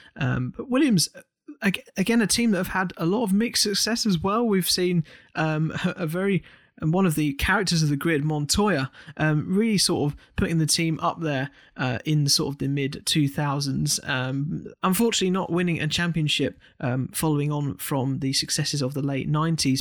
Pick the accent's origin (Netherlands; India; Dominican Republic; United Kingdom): United Kingdom